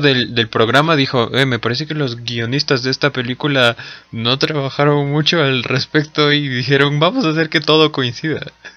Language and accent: Spanish; Peru; seguimos siendo peruanos